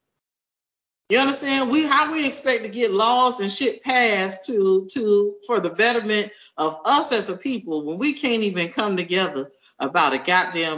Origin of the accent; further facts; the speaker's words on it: Miami, Florida, United States; I'm from Miami